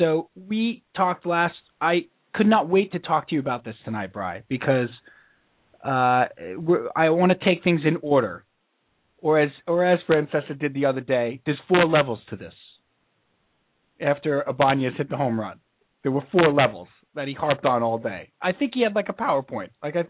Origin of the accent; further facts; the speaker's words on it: New York, United States; Okay, we all have Scott Muni impressions because we grew up in New York.